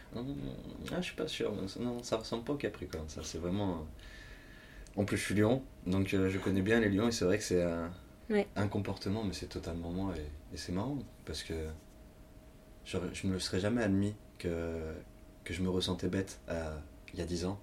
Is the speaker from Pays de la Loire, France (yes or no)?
no; Lyon, Auvergne-Rhône-Alpes, France; je suis pourtant de Lyon